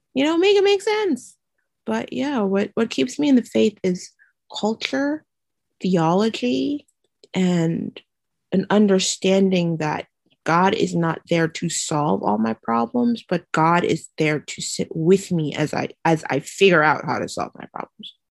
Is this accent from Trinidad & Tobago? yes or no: yes; Trinidad & Tobago; also born or lived in Gasparillo; now in Brooklyn, United States; I grew up in the Caribbean in a beautiful twin island republic called Trinidad and Tobago